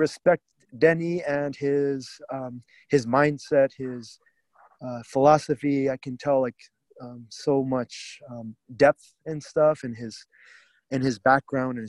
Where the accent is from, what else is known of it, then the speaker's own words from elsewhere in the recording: New York, United States; I grew up in New York